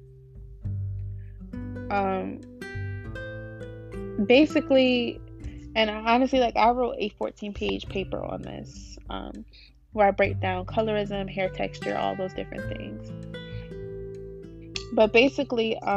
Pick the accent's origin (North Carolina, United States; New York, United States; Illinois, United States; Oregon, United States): North Carolina, United States; Wake Forest; We're from here. We live here.